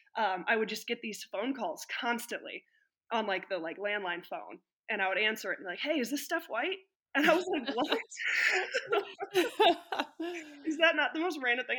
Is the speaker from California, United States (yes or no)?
no; Illinois, United States; moved away as an adult; also born or lived in Indiana; I grew up in Illinois